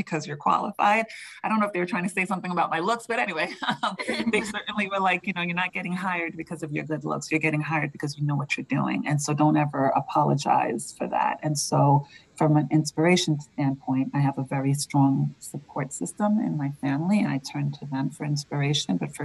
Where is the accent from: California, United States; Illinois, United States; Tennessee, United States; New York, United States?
New York, United States; now in Andover, United States; I say water funny because I'm from New York.